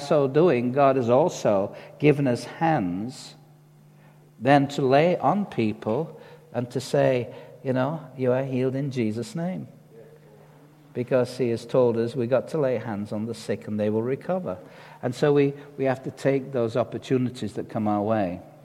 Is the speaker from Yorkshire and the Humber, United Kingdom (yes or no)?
yes; Dewsbury, Yorkshire and the Humber, United Kingdom; where do you come from? We used to say, well, Dewsbury